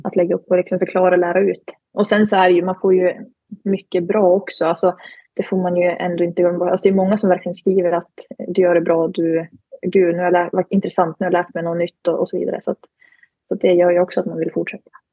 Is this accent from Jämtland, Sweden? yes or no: yes; Glen, Jämtland, Sweden; moved away as an adult; now in Umeå, Sweden; kommer från Glen i Jämtland, tillhör Tåssåsens sameby där jag och min familj bedriver renskötsel